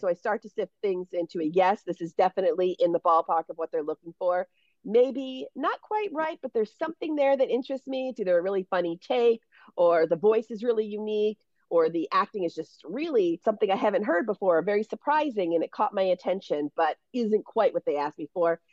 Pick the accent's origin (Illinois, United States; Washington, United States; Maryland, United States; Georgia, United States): Maryland, United States; Baltimore; moved away as an adult; also born or lived in Syracuse, New York; now in Los Angeles, United States; I'm from Baltimore, Maryland